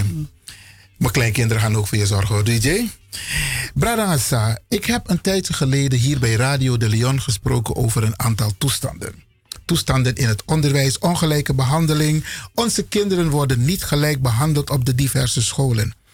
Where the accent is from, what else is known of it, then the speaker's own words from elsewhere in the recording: Wageningen, Nickerie, Suriname; moved away as an adult; now in Netherlands; Ik kom uit Wageningen. Dat en is en in Suriname.